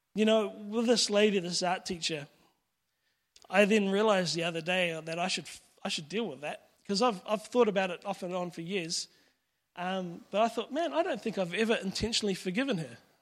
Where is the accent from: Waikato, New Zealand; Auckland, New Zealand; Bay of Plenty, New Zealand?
Auckland, New Zealand; Pakuranga; I grew up in Pekaranga